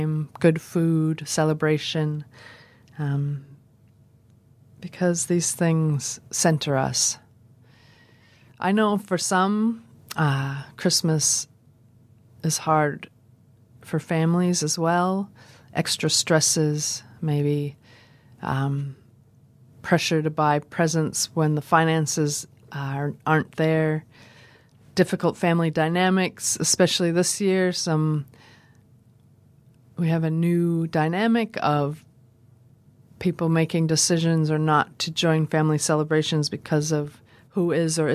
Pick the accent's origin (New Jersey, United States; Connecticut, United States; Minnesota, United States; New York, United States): Minnesota, United States; now in Dunedin, New Zealand; I'm originally from Minnesota, where the days are becoming darker and things are getting very cold